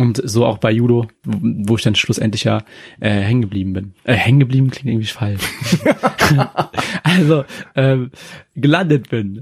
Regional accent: Yemen; also born or lived in Japan; now in Germany; aus dem Jemen. Also, ich bin dort geboren worden.

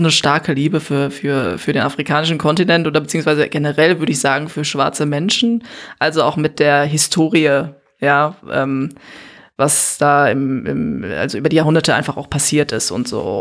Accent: Germany; also born or lived in Gambia; auf diese Frage antworte ich meistens aus Neues

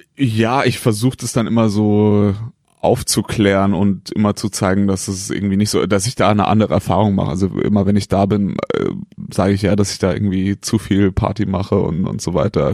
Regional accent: a small village near Heidelberg, Baden-Württemberg, Germany; also born or lived in Siegen; Ich bin in einem kleinen Dorf äh, in der Nähe von Heidelberg aufgewachsen und äh, da komme ich her

